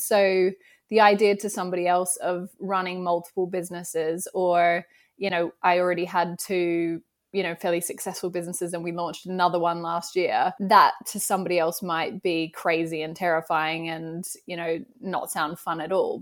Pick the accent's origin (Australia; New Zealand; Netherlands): Australia; accent: Australian; moved away as an adult; now in United Kingdom; my Australian accent. I live in the U K, but I am originally from Australia.